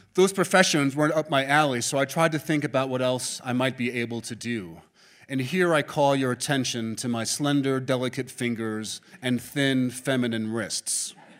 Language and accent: English; New York City, New York, United States; I was born and raised in Manhattan